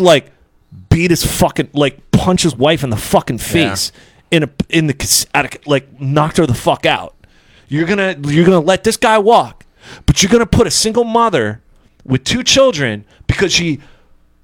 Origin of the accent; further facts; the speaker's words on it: Pennsylvania, United States; now in Dundalk, United States; I'm from Pennsylvania